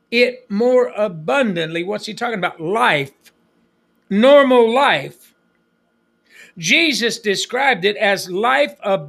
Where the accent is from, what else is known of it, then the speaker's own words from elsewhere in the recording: United States; moved away; I was raised on the Apache Reservation